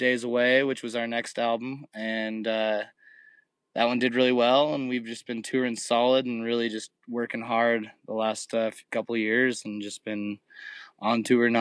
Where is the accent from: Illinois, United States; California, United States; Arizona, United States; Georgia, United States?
California, United States; San Clemente; We're from San Clemente, California, which is right in between L.A. and San Diego, a little small beach town.